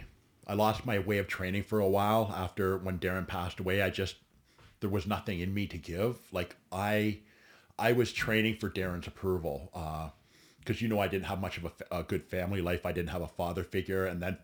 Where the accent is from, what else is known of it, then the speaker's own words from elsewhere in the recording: Caledon, Ontario, Canada; also born or lived in Alliston, Ontario; I was born in Alliston, Ontario. Okay. I grew up in Caledon and Caledon East most of my life. I was a country kid. Worked on my friend's farm during high school.